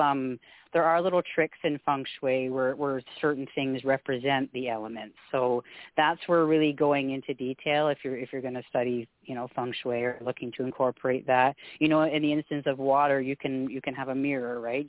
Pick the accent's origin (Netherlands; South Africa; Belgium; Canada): Canada; also born or lived in Alberta; We're we're a Scottish family. I'm I'm first generation Canadian